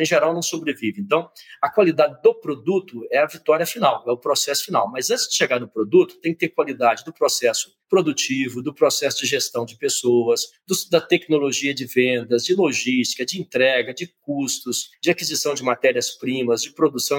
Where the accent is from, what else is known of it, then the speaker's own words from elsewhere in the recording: Conceição do Mato Dentro, Minas Gerais, Brazil; sou mineiro de Conceição do Mato Dentro, cidade histórica de Minas Gerais.